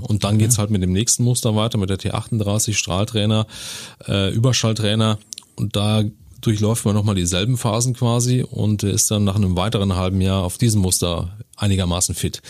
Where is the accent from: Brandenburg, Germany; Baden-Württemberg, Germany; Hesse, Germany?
Brandenburg, Germany; Senftenberg; born or raised there; moved away as an adult; also born or lived in Dresden, Saxony; now in Neuburg an der Donau, Germany